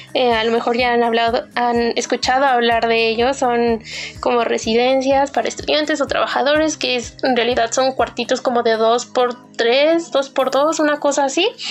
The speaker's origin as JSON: {"language": "Spanish", "country": "Mexico", "said": "de México"}